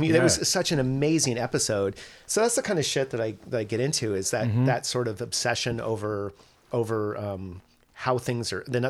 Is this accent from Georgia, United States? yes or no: no; San Francisco, California, United States; I'm from San Francisco